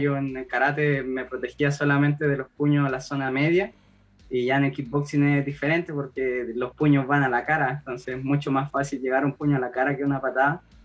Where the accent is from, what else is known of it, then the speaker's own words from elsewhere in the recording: Copiapó, Atacama, Chile; yo soy de región, soy de Copiapó